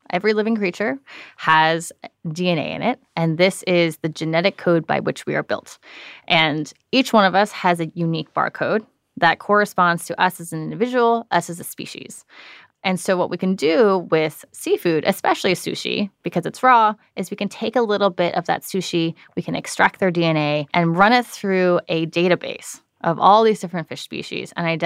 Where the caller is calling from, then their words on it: San Francisco, California, United States; I'm calling from San Francisco.